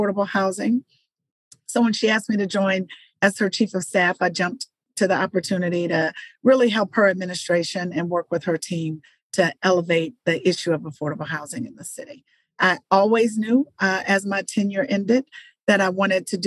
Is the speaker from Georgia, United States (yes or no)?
yes; Atlanta, Georgia, United States; I am a native Atlantan. I grew up in Atlanta